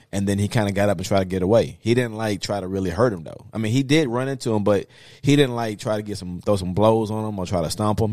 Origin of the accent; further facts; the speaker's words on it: the South, United States; I'm from the South